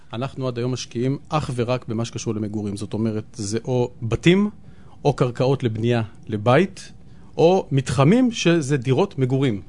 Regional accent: Tel Aviv, Tel Aviv District, Israel; אבל אני גדלתי, כשהייתי קטן, גדלתי פה די קרוב בדר יוסף

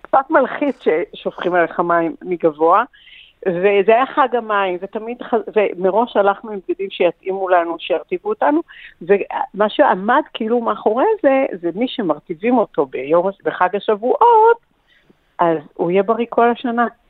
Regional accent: Safed, Northern District, Israel; אני דור שביעי בצפת

